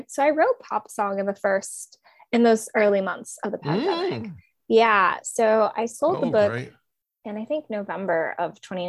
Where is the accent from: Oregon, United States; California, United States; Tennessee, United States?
Oregon, United States; Portland; moved away as an adult; now in Brooklyn, United States; I moved to Brooklyn. I grew up on the West Coast, actually. I grew up in Portland, Oregon.